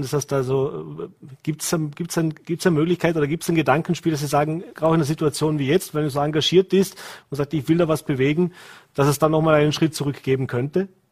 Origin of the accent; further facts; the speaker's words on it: Vorarlberg, Austria; bei uns in Vorarlberg